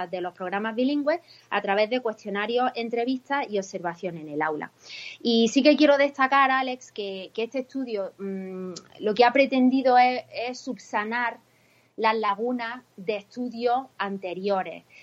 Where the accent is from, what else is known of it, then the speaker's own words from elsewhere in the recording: Spain; soy Spanish by nationality, but American at heart, ¿no? Soy casi más americana que española.